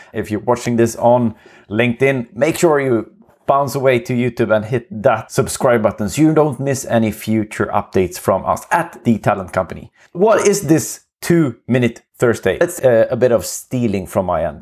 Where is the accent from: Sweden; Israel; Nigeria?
Sweden; accent: Swenglish; English is a second language; It's gonna be Swenglish for some time